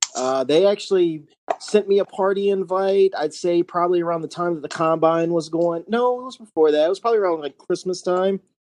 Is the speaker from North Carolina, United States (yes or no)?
yes; North Carolina, United States; My entire family, except for, you know, me and my mom, were from Ohio. I'm from North Carolina.